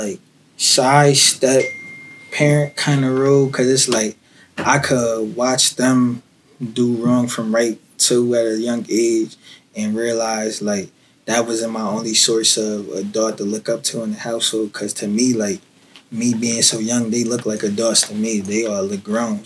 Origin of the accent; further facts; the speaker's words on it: Harrisburg, Pennsylvania, United States; I'm from the Bird, you know, the South. South 13th Street.